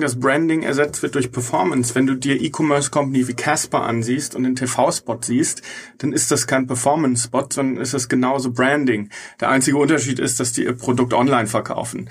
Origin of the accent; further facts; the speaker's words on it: Bochum, North Rhine-Westphalia, Germany; now in Munich, Germany; Ich komme aus Bochum